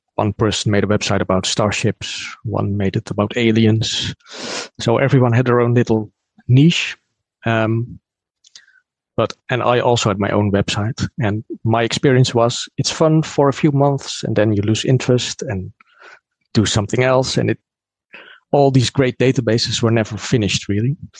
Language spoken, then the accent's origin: English; Netherlands; from the Netherlands